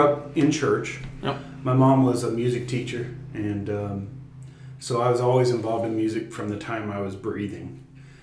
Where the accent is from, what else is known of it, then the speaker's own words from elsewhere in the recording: Wichita, Kansas, United States; moved away as an adult; now in Bartlesville, United States; I'm originally from Wichita, Kansas.